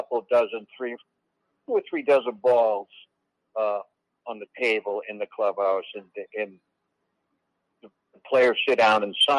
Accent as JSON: {"language": "English", "town": "Boston", "region": "Massachusetts", "country": "United States", "tie": "born or raised there", "said": "I grew up in Boston"}